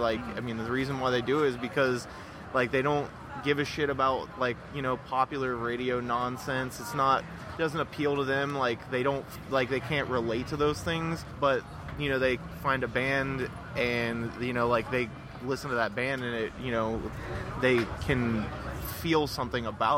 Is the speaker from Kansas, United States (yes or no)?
no; Ohio, United States; I'm from Ohio